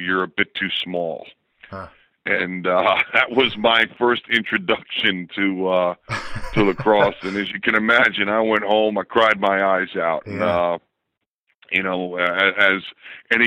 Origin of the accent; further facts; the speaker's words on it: Hicksville, New York, United States; moved away as an adult; also born or lived in Baltimore; I grew up in Hicksville, New York